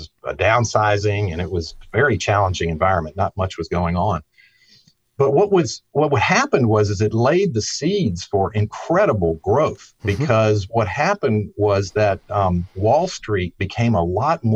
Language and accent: English; Staunton, Virginia, United States; I grew up on a farm in the Shenandoah Valley of Virginia near a town called Stanton.